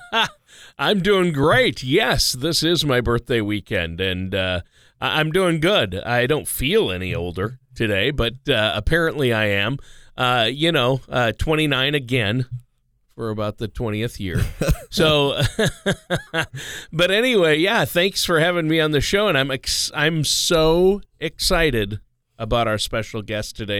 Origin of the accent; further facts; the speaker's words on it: Minnesota, United States; now in Omaha, United States; I grew up in Minnesota